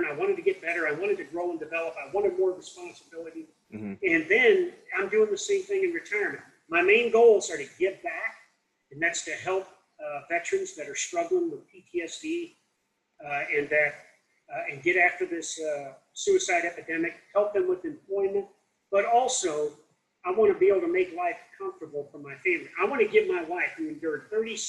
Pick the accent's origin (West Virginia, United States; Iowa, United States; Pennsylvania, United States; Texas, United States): Iowa, United States; Davenport; I grew up in Davenport, Iowa